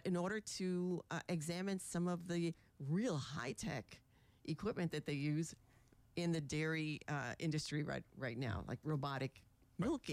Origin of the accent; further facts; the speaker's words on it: New York City, New York, United States; moved away as an adult; also born or lived in Duluth, Minnesota; now in Amery, Wisconsin, United States; I grew up in the Bronx